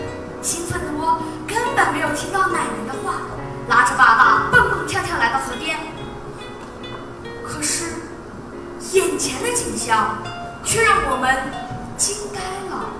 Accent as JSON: {"language": "Chinese", "town": "Guangzhou", "region": "Guangdong", "country": "China", "tie": "born or raised there", "said": "从小生活在广州的我，是幸福的，身边也有一条大河珠江穿肠而过。"}